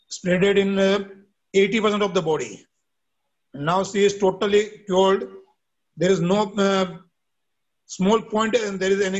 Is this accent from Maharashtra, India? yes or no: yes; Mumbai, Maharashtra, India; I am from India, Mumbai.